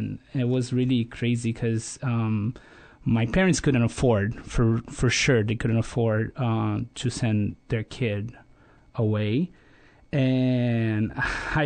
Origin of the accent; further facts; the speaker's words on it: Rio de Janeiro, Brazil; moved away as an adult; now in Sonoma, United States; I come from Rio, as I mentioned before, and it's such a huge city down there in Brazil.